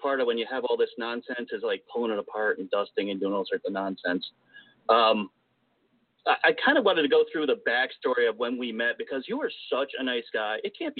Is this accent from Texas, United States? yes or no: no; Albany, New York, United States; whenever you say you're from New York, everybody assumes you're from, like, the Big Apple. And yeah, I'm up from Albany, which is upstate, and it's very mellow here. I'm definitely not from the city by any means.